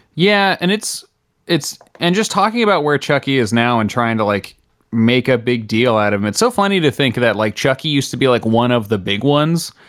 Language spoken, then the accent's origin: English; New Jersey, United States; I'm from New Jersey